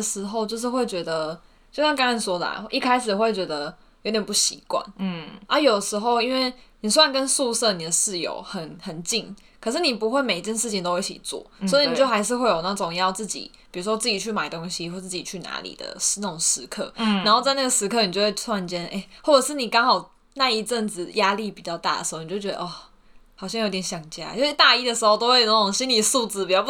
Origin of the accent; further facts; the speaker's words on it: Hsinchu, Taiwan; now in Pingtung, Taiwan; 我跟你说，我大一刚从，就我是新竹人嘛，嗯、然后从新竹来到屏东的时候